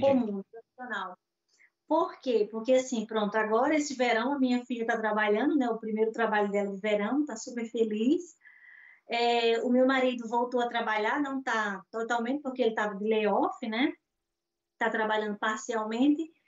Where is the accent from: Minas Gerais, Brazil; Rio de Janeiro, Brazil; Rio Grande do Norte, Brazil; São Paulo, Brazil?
Rio Grande do Norte, Brazil; Natal; moved away as an adult; now in Portugal; Eu sou de Natal, Rio Grande do Norte, é a cidade do sol